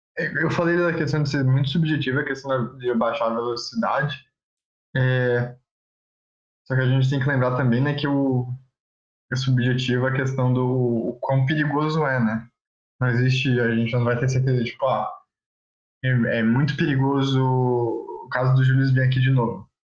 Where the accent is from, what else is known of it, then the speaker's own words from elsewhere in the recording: Florianópolis, Santa Catarina, Brazil; a gente é de Floripa que chove bastante